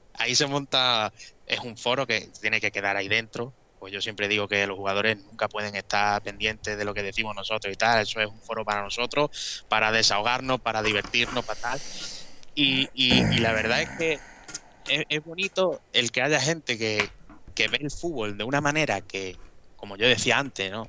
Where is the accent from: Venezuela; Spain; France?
Spain; Mérida, Extremadura; nosotros somos de Mérida